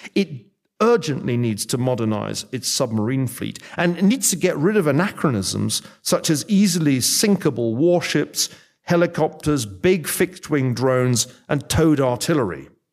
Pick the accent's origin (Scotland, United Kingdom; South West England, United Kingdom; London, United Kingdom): Scotland, United Kingdom; I'm from Scotland.